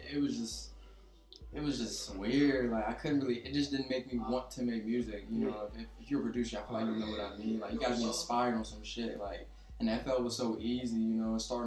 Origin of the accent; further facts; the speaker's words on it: Maryland, United States; also born or lived in Ghana; I'm from Maryland, but I was born in Ghana, so, you know, I was there for, like, 4 years.